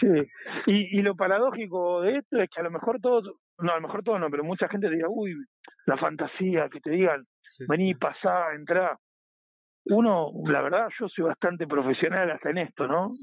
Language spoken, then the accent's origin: Spanish; Buenos Aires Province, Argentina; moved away as an adult; now in Spain; Yo soy de Buenos Aires, sí, no, de Capital Federal, sino de Buenos Aires, estoy a 45 minutos de, del obelisco